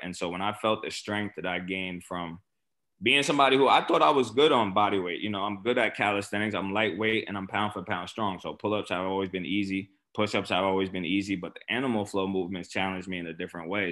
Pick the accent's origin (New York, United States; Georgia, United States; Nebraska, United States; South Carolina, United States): New York, United States; New York City; I grew up in Port Richmond